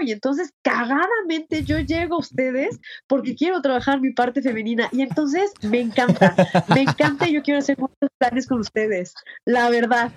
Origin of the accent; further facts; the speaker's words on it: Comitán, Chiapas, Mexico; moved away as an adult; now in Mexico City, Mexico; en mi pueblo, yo soy de Comitán, Chiapas